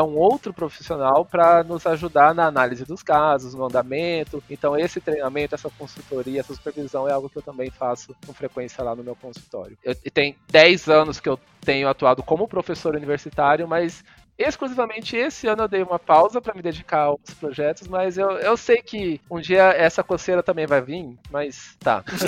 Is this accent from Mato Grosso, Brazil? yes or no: yes; Cuiabá, Mato Grosso, Brazil; moved away as an adult; also born or lived in Goiânia / São Paulo; eu sou de Cuiabá, Mato Grosso, mas eu, eu fiz a graduação e o mestrado em Goiânia